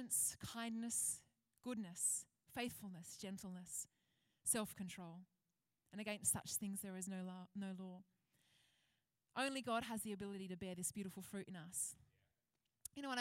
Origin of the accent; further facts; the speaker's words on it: Penrith, New South Wales, Australia; When I was a kid, I grew up out west. I grew up in Penrith